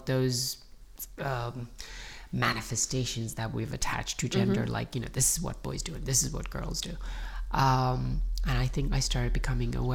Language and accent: English; Iran; moved away; I grew up in Iran during the Iran-Iraq War.